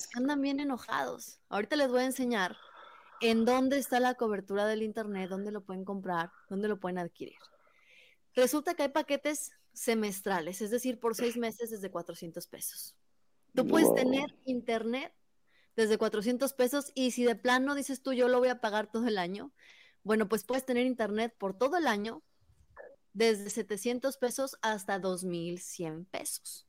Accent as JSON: {"language": "Spanish", "town": "Concepción", "region": "Zacatecas", "country": "Mexico", "tie": "born or raised there", "said": "es de mi pueblo. Yo soy de Concepción"}